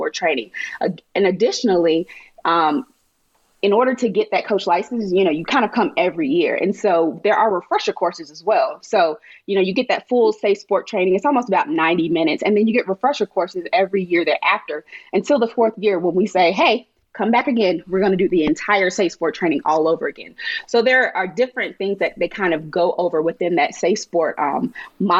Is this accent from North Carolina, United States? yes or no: yes; North Carolina, United States; moved away; I'm from North Carolina.